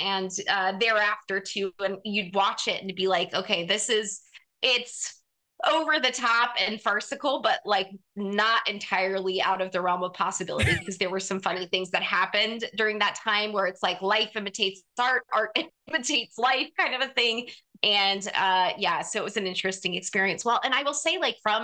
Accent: Wyoming, United States; moved away; Senator Mike Enzi of Wyoming, so my home state senator

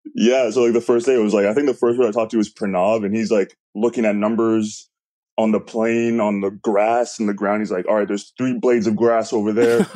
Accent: Canada; I'm Canadian

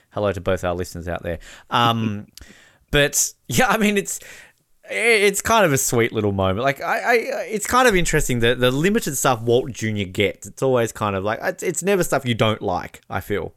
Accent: Australia; also born or lived in New Zealand; as an Australian

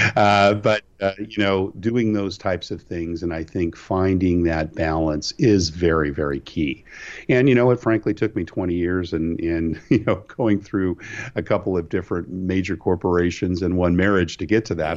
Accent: California, United States; moved away as an adult; growing up in California

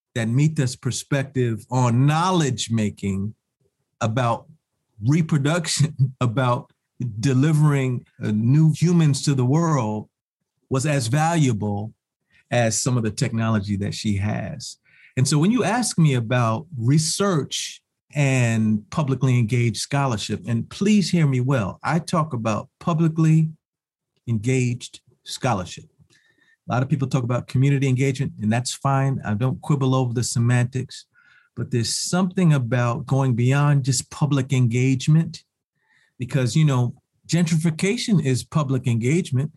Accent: New York City, New York, United States; also born or lived in Champaign-Urbana, Illinois / Washington, D.C.; I hail from Harlem, New York

